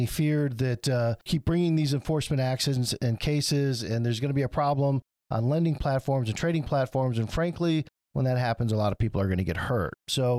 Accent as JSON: {"language": "English", "region": "Michigan", "country": "United States", "said": "I'm from Michigan"}